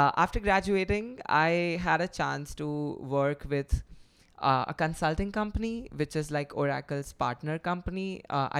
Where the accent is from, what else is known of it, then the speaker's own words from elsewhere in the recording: Western India, India; So I'm from India. I'm from western part of India, from a state calle